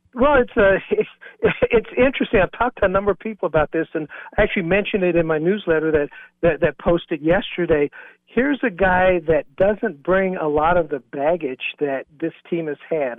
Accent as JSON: {"language": "English", "town": "Bluefield", "region": "West Virginia", "country": "United States", "tie": "born or raised there", "moved": "yes", "said": "my hometown of Bluefield, West Virginia"}